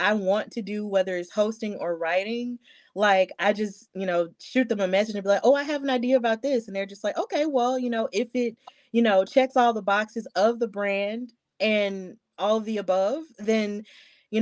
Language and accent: English; Birmingham, Alabama, United States; I'm from Birmingham, Alabama. So I was raised knowing the value of standing up for others